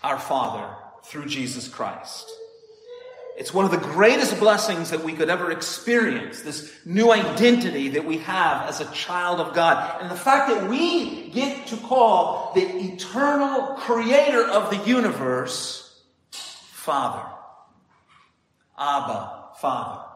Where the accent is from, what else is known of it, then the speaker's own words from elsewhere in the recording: United States; moved away as an adult; also born or lived in Heidelberg, Germany / Milan, Italy; now in Italy; We are an American family, but we live in Italy.